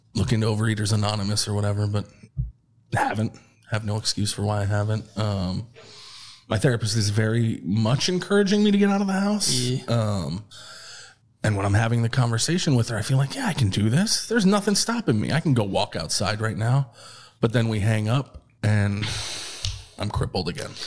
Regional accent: Troy, New York, United States; moved away as an adult; now in Austin, United States; we're from Troy, New York

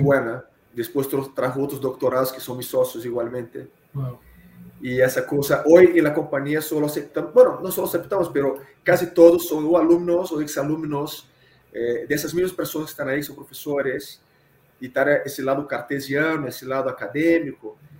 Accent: Rio de Janeiro, Brazil; Spanish is a second language; moved away as an adult; now in Mexico; soy carioca, soy de Río de Janeiro. Estoy en México a 16 años

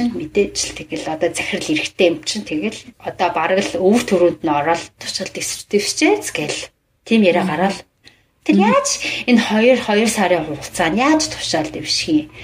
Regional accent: Mongolia; first language Mongolian; moved away as an adult; now in United States; Би монгол хэл миний монгол хэл бол миний төрлөх хэл те.

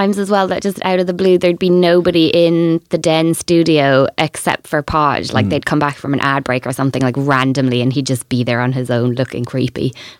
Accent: Waterford, Munster, Ireland; In Waterford.

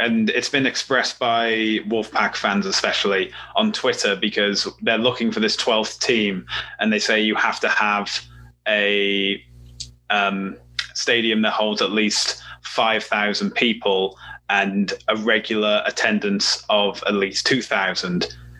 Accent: United Kingdom; I'm from the Midlands and my mum's Welsh.

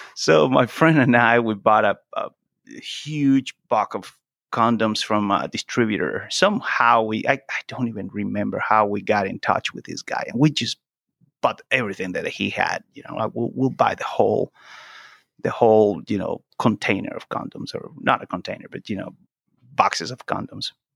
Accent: Venezuela; first language Spanish; English is a second language; moved away as an adult; also born or lived in Italy / Brazil; now in United States; I'm from Venezuela

